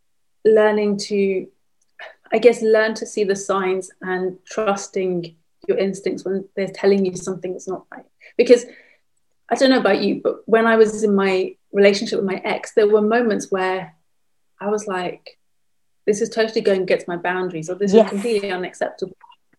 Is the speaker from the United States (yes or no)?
no; London, United Kingdom; In London.